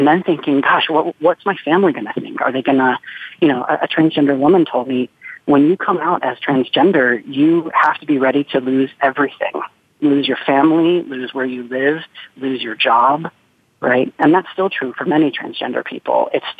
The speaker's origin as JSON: {"language": "English", "town": "Charlotte", "region": "North Carolina", "country": "United States", "tie": "born or raised there", "said": "I'm growing up in the South. I'm at high school in Charlotte, North Carolina."}